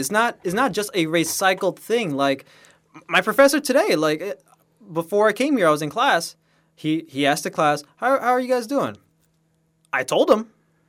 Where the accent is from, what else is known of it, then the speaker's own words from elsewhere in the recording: Miami, Florida, United States; Oh man, for Miami itself is just a lot of reggaeton and stuff like that, right?